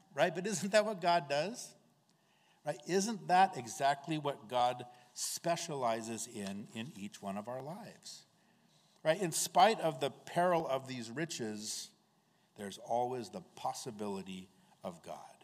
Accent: United States; as American Christians

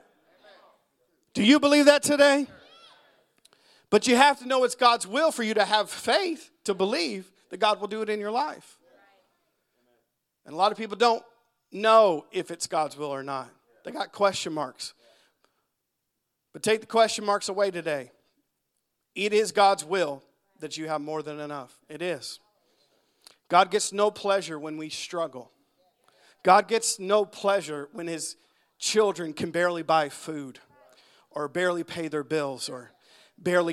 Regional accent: United States; I'm an American

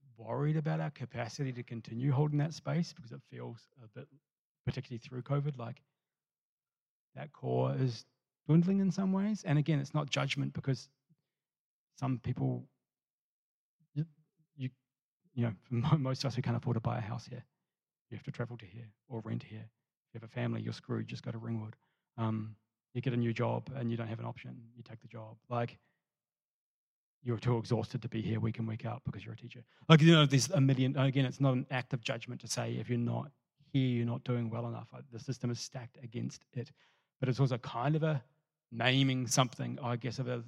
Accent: New Zealand; moved away as an adult; I'm a Kiwi who moved here

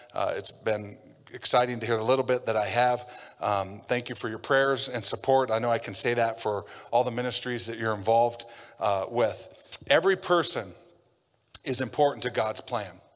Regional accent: Havre, Montana, United States; I grew up in Havre, Montana

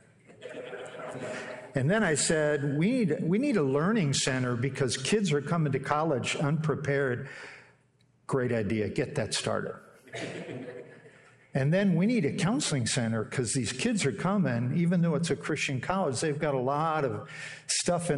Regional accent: Pennsylvania, United States; moved away as an adult; now in Fort Wayne, United States; I grew up in Pennsylvania, God's country, and came here in the fall of 1980

